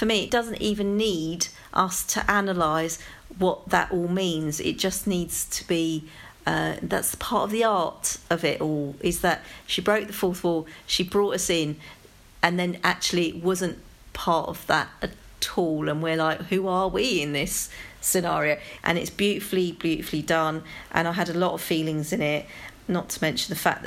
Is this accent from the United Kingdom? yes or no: yes; London, United Kingdom; accent: London; it's my London accent